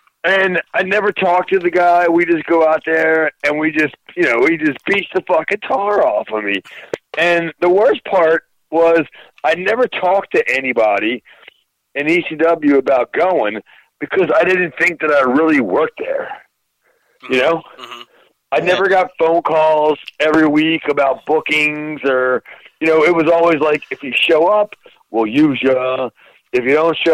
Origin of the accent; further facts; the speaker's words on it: East Coast, United States; I was from the East Coast